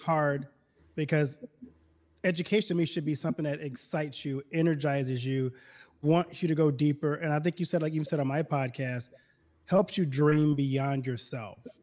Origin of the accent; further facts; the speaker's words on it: Baton Rouge, Louisiana, United States; moved away as an adult; also born or lived in Detroit / Milwaukee / Chicago; now in Iowa, United States; I'm originally from Louisiana. I grew up in Baton Rouge, Louisiana